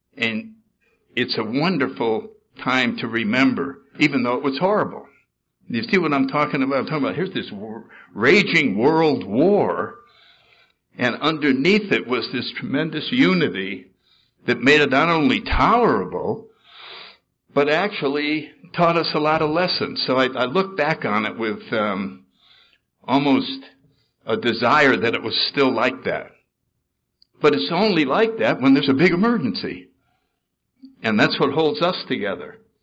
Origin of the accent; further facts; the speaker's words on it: New Haven, Connecticut, United States; I was born in New Haven, Connecticut in 1931